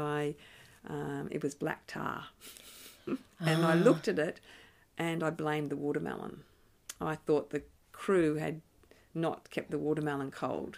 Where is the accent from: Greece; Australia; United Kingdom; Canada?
Australia; North Queensland; now in Canberra, Australia; I grew up in North Queensland